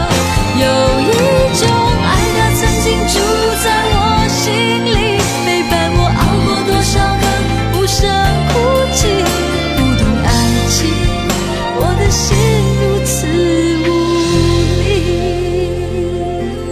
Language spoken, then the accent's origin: Chinese; Singapore; 我是来自新加坡的